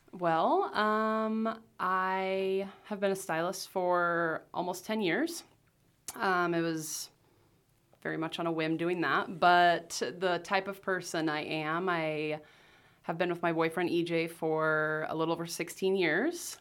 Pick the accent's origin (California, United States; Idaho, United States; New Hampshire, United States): Idaho, United States; Rathdrum; also born or lived in Las Vegas, Nevada; I grew up in Rathdrum, went to Lakeland